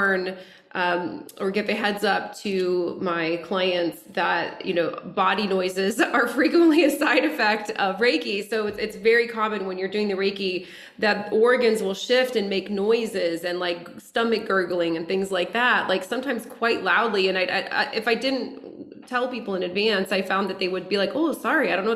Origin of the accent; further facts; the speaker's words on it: Lafayette, United States; moved away as an adult; also born or lived in Denver; now in Los Angeles, United States; moved from my hometown Lafayette to Denver, to Los Angeles